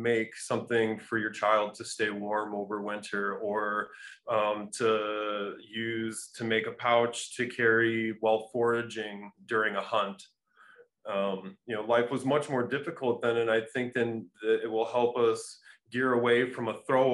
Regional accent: Cedar Rapids, Iowa, United States; I'm from this place called Cedar Rapids, Iowa

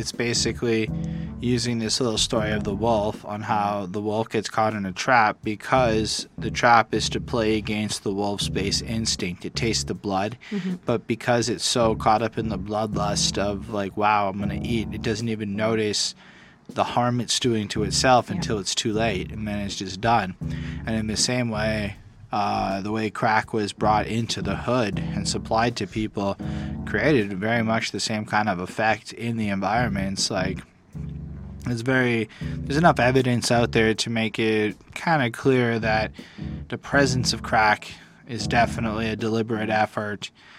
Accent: Canada; I come from poverty in a sense. So while I never grew up quite in American poverty circumstances, I came from Canadian welfare life.

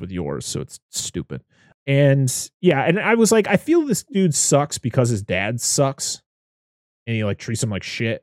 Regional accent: Pittsfield, Massachusetts, United States; she's from my hometown. Like, where I live is, that's where she's from

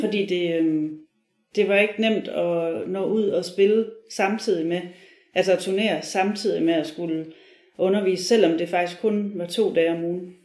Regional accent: Viborg, Central Denmark Region, Denmark; jeg er fra Viborg

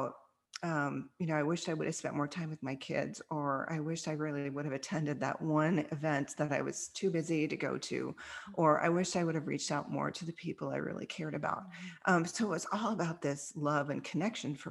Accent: Kansas, United States; also born or lived in Australia; now in Dallas, United States; a little girl growing up in Kansas

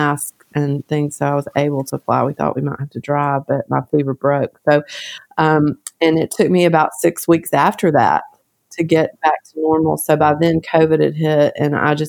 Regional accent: central Arkansas, United States; accent: central Arkansas twang; It's it's Arkansas twang is what it is. And there may be a little bit of Texas mixed in there because my dad is from Texas, but mostly just central Arkansas twang.

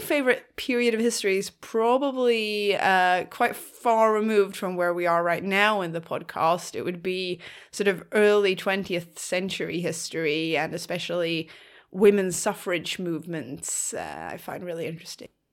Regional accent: Skåne, Sweden; accent: Skåne; I'm also from the South Coast, but the South Coast of Sweden, namely the county of Skåne.

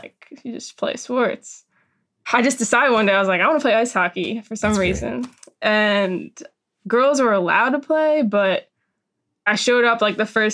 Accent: outside Philadelphia, Pennsylvania, United States; I grew up outside of Philly, like Ballykinwood

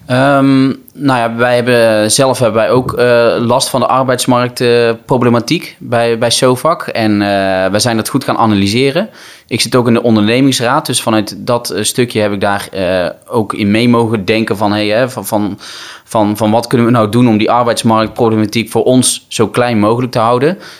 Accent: North Brabant, Netherlands; ik kom uit Brabant

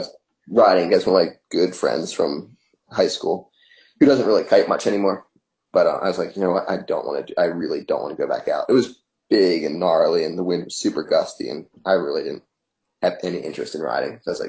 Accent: Cape May, New Jersey, United States; And I was born in Cape May, New Jersey, and you know, that's where we lived, and that's where my dad learned to sail.

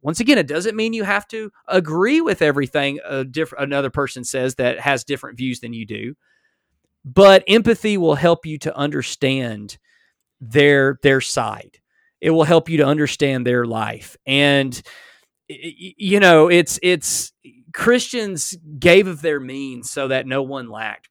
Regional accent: United States; as an American

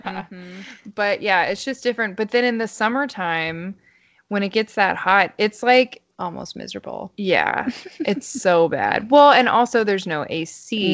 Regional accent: South Carolina, United States; moved away; also born or lived in Kentucky; I I grew up in South Carolina and Kentucky

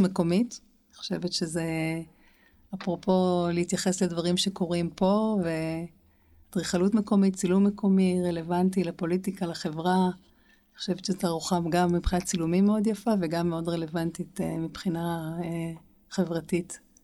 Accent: Jerusalem, Jerusalem District, Israel; אנחנו שתינו גדלנו בירושלים

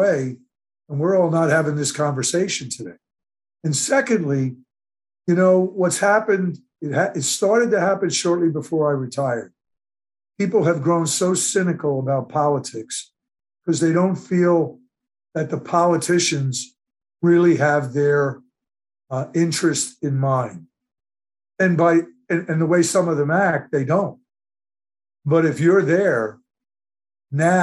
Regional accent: Delran, New Jersey, United States; my hometown, Delran, New Jersey

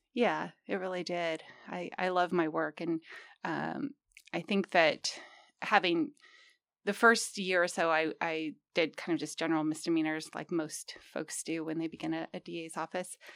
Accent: Humboldt County, California, United States; I'm actually from Humboldt County

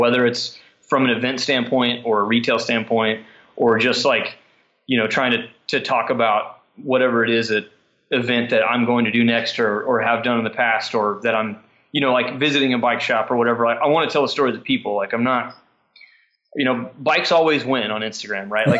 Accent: Parsons, Kansas, United States; moved away as an adult; also born or lived in Emporia, Kansas; now in Stillwater, United States; there was a shoe store in my hometown in Parsons, Kansas, where we're from

